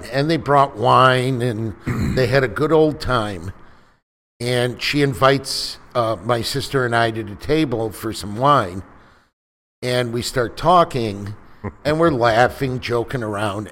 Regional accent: Chicago, Illinois, United States; moved away as an adult; now in Houston, United States; I'm from Chicago. I've been down here in Houston about two years

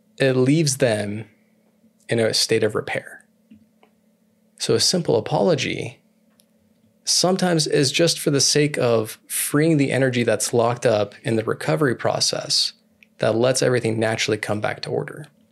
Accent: California, United States; I'm from California

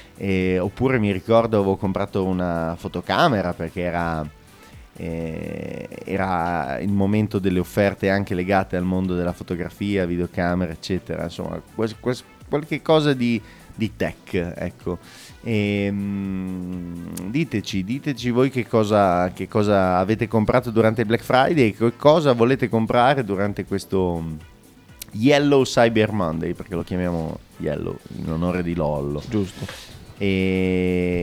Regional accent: Bologna, Emilia-Romagna, Italy; noi dobbiamo essere iper orgogliosi da bolognesi

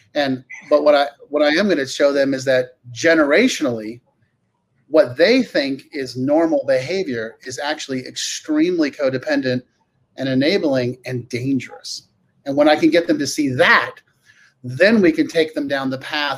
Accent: California, United States; I grew up in California

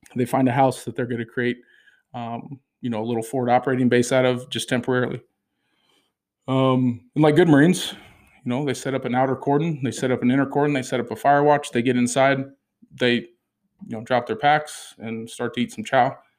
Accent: United States; I'm an American

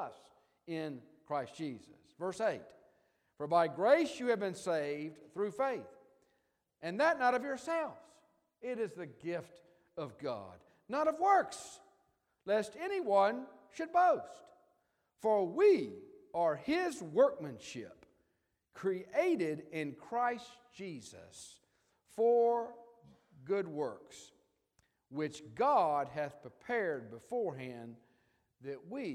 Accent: Memphis, Tennessee, United States; Memphis is my hometown and Ginger's hometown.

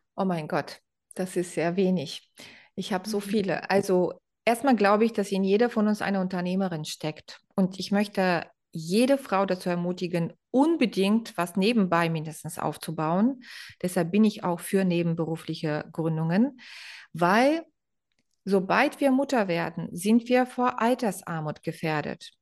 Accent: Bulgaria; now in Germany; Ich bin ja Bulgarin, deshalb kann ich das so sagen und lebe seit 30 Jahren hier

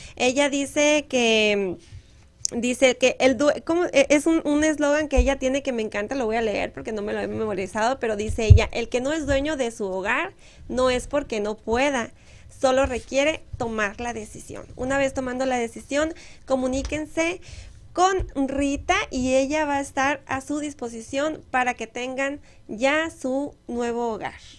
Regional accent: Moctezuma, Sonora, Mexico; moved away; Miren mi pueblo

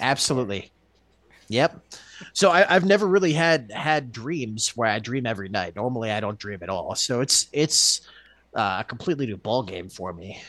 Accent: Texas, United States; moved away as an adult; also born or lived in Alaska; My wife and I came home to Texas from Alaska

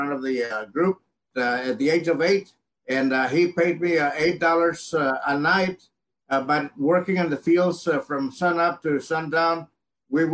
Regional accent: La Villa, Texas, United States; also born or lived in Edcouch, Texas; I was born in Edcash, Texas, down in the Rio Grande Valley. I grew up in La Villa, which is a small town

